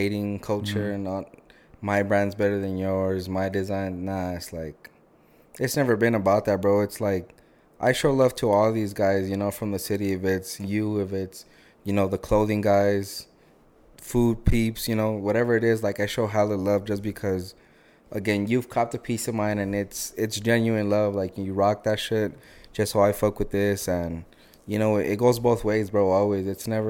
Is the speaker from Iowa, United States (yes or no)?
no; Texas, United States; I'm from Bowie, right? I'm from Bowie High School. So I'm telling them, yeah, like, I'm from a border city. Like, my football field is, like, walking distance to the border.